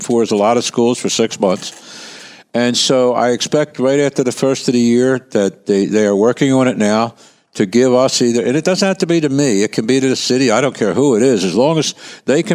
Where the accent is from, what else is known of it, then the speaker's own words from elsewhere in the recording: Philadelphia, Pennsylvania, United States; I grew up in Kensington